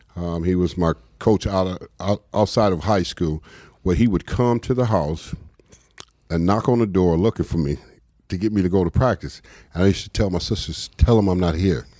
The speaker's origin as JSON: {"language": "English", "town": "Los Angeles", "region": "California", "country": "United States", "tie": "born or raised there", "also_born_or_lived": "New York", "moved": "as an adult", "said": "I grew up in South Central, L A. Uh, so that's home"}